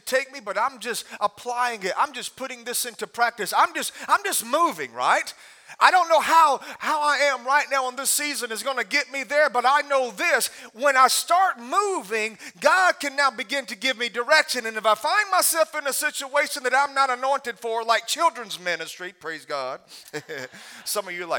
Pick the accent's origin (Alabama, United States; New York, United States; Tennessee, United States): Alabama, United States; I'm from Alabama